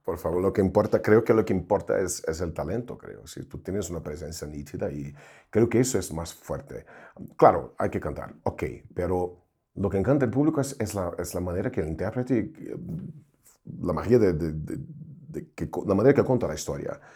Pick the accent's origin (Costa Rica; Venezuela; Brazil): Brazil; Spanish is a second language; yo soy brasileño